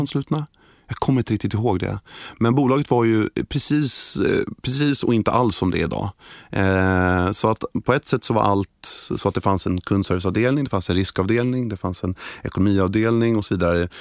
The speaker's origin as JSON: {"language": "Swedish", "town": "Stockholm", "region": "Stockholm County", "country": "Sweden", "tie": "born or raised there", "said": "jag är född och uppvuxen i Stockholm"}